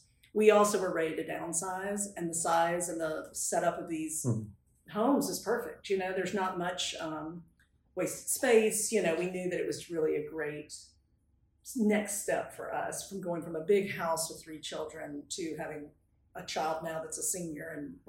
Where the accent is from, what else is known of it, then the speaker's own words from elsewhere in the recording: Signal Mountain, Tennessee, United States; also born or lived in Memphis, Tennessee; I was born in Memphis, but I was raised up on Signal Mountain because we moved here when I was five. And we lived downtown close to UTC for just a couple of years.